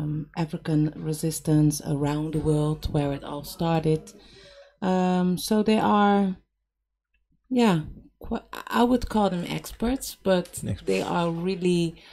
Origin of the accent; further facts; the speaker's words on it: Cape Verde; And I'm from Cape Verde, and I only know I'm from Cape Verde.